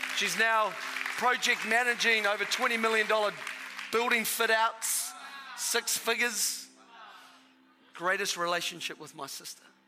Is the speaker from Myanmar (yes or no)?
no; Australia; now in New Zealand; I'm half Australian. My father is Australian. And so the first half of my life, I was an Australian